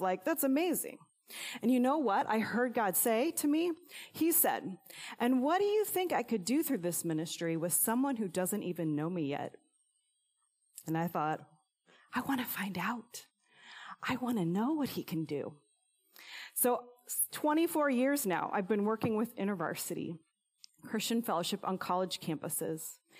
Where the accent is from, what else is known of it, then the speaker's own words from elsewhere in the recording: Illinois, United States; moved away; my alma mater in my hometown